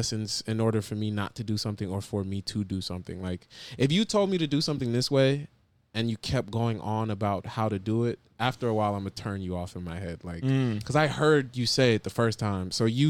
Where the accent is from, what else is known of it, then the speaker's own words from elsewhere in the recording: New Jersey, United States; moved away; also born or lived in Florida; especially when I moved from Jersey to Florida.